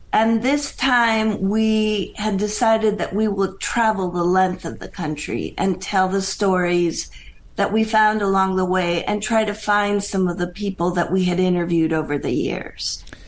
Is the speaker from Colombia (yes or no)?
yes; Bogota, Colombia; moved away as an adult; also born or lived in Pennsylvania, United States; now in United States; I was born and raised in Bogota, Colombia